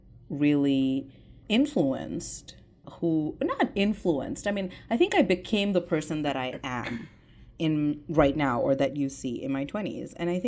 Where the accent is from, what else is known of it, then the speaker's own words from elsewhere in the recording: India; Yeah, I'm sorry. I'm Indian. We don't really talk about our emotions